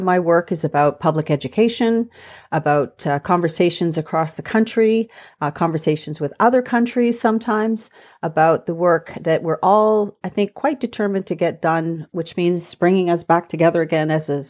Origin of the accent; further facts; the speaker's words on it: Ontario, Canada; now in Orillia, Canada; I'm actually in Orillia at this moment. … I'm from the Chippewas of Georgina Island First Nation, which is in southern central Ontario, which is about 40 minutes away from where I am in Orillia right now.